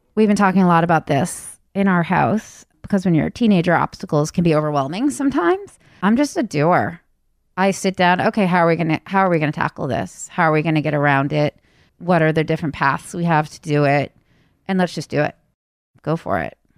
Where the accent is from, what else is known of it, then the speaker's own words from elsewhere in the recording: Wayland, Massachusetts, United States; also born or lived in California; I was raised out here in Wayland, Massachusetts.